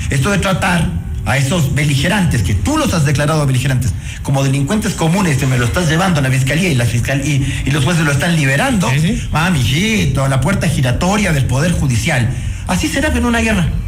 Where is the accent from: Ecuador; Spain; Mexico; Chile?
Ecuador; Y eso somos los ecuatorianos.